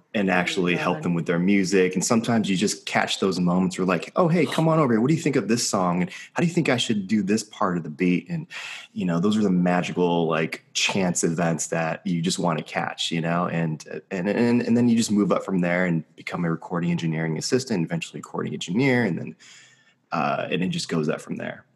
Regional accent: Los Angeles, California, United States; I've been born and raised in Los Angeles my whole life

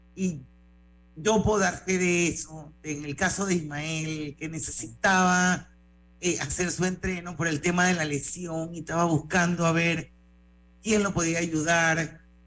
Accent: Panama; todos somos panameños, todos los que vivimos aquí

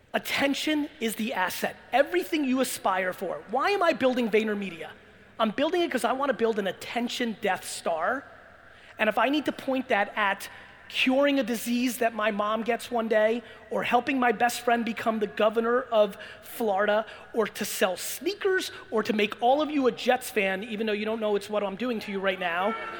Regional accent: Belarus; I was born in Belarus and former Soviet Union.

